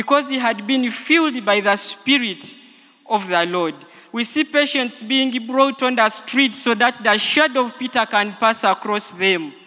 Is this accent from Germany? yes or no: no; Busia, Eastern Region, Uganda; I come from Busia